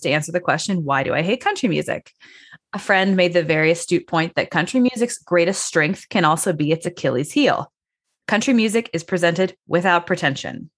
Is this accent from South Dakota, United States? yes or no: no; Chicago, Illinois, United States; I'm from Chicago